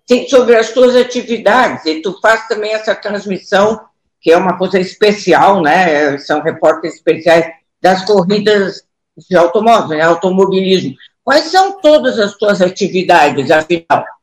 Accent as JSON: {"language": "Portuguese", "town": "Porto Alegre", "region": "Rio Grande do Sul", "country": "Brazil", "tie": "born or raised there", "said": "Porto Alegre, eu amo Porto Alegre."}